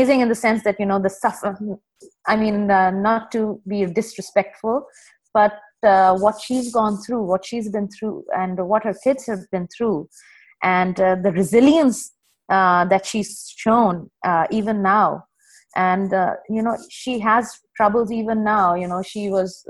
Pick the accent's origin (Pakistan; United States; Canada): Pakistan; also born or lived in United Arab Emirates; now in Dubai, United Arab Emirates; I'm a Pakistani